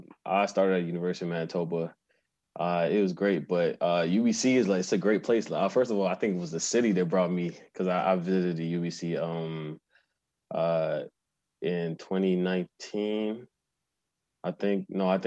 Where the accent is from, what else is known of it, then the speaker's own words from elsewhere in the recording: Nigeria; moved away as an adult; now in Canada; So after that, after I graduated from high school in Nigeria, I moved to Canada and decided I wanted to be an athlete.